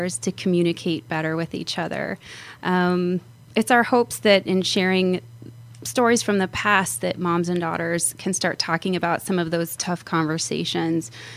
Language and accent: English; Phoenix, Arizona, United States; also born or lived in California; my father moved us to Phoenix when I was eight, and I went to school here, actually went to high school at Chaparral High, and pretty much grew up here in Arizona